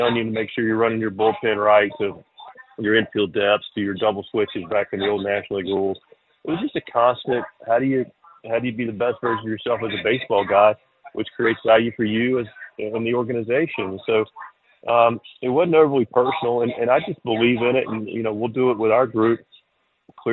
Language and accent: English; Charlotte, North Carolina, United States; now in Eastern North Carolina, United States; I grew up in Charlotte without a real love for country music at all, and now I'm in Eastern North Carolina